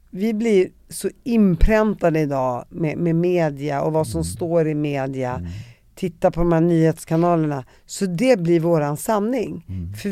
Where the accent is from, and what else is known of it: Damascus, Syria; born or raised there